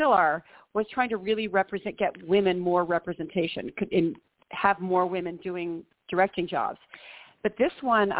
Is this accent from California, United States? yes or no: yes; Long Beach, California, United States; also born or lived in San Diego; I grew up in Long Beach and then went to UC San Diego